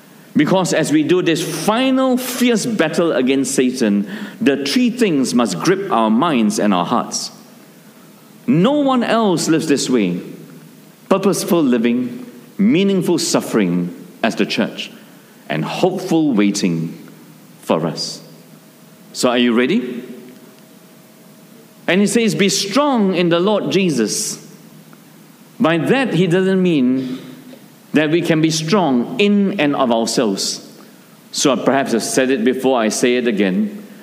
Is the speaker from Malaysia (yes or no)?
yes; Malaysia; our small town where I grew up in Malaysia